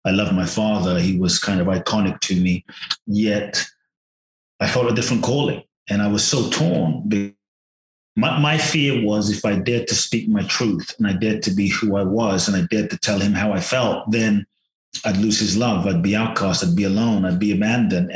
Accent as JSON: {"language": "English", "region": "London", "country": "United Kingdom", "tie": "born or raised there", "also_born_or_lived": "Ghana", "moved": "as an adult", "lives_now": "United States", "said": "I was born in Ghana, West Africa. My father's from Ghana. My mother's Japanese. I grew up in London till I was 18, and now the US and partly Mexico"}